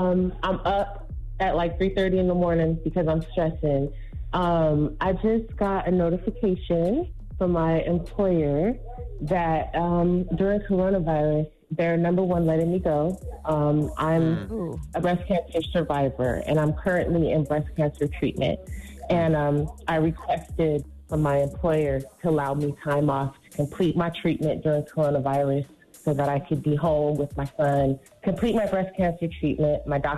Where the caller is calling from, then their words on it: California, United States; I'm calling from Cali.